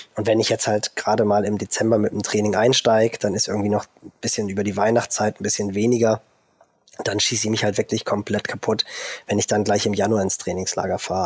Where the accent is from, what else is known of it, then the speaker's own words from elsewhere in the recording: Germany; bei uns in Deutschland